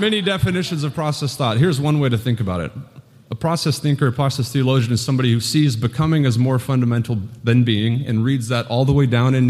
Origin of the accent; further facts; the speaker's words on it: Santa Rosa, California, United States; Phil Clayton not only is from Santa Rosa, my hometown